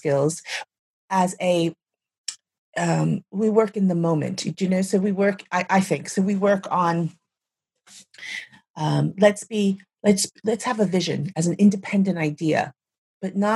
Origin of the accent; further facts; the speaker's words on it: United States; moved away as an adult; when I left the United States, I was quite young